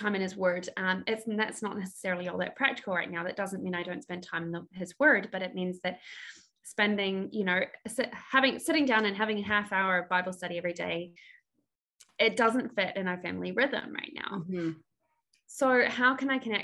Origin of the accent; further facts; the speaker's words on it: New Zealand; I am from New Zealand.